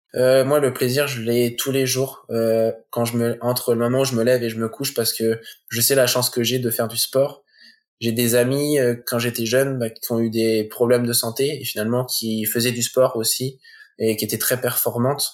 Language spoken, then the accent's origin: French; Coutances, Normandy, France; on est originaire de Normandie